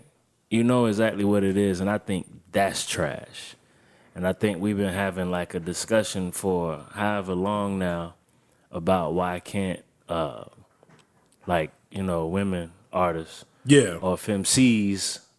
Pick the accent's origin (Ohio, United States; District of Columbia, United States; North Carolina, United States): North Carolina, United States; Wilmington; I'm from Wilmington. I'm from the home of Michael Jordan. The real home of Michael Jordan.